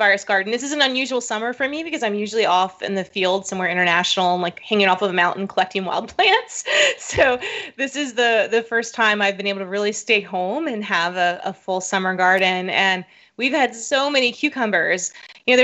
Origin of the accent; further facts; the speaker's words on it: South Florida, United States; I grew up in South Florida, and so in my hometown, we had an annual watermelon festival